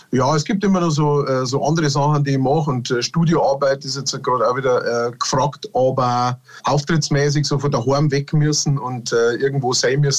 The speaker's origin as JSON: {"language": "German", "region": "Bavaria", "country": "Germany", "tie": "born or raised there", "lives_now": "Regensburg, Germany", "said": "jetzt länger in der Oberpfalz wohne als in äh, Niederbayern, äh, wo, ich eigen, wo ich aufgewachsen bin."}